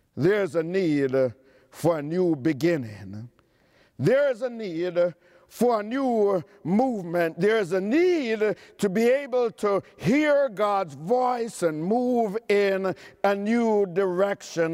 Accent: New York City, New York, United States; I'm from Queens County

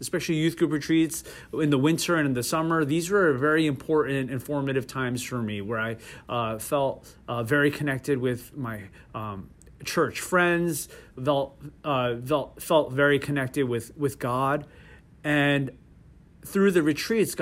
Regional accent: Parsippany, New Jersey, United States; also born or lived in South Korea; I grew up in Parsippany spent my childhood and high school going through growing up in Parsippany

